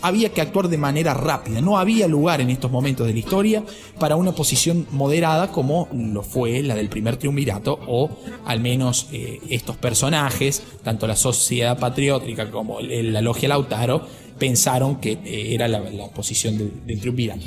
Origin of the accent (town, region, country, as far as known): Argentina